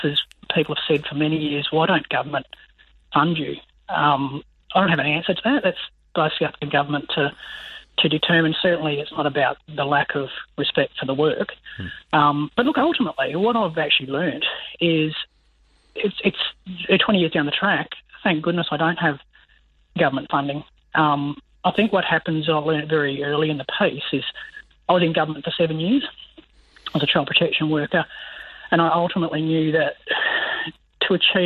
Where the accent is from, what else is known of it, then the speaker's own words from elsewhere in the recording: the Pilbara, Western Australia, Australia; I'm a kid from the Pilbara.